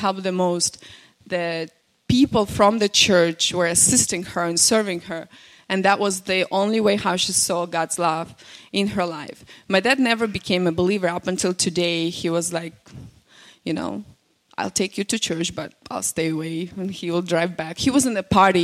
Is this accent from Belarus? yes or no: yes; Belarus; first language Russian; English is a second language; now in United States; I'm from Belarus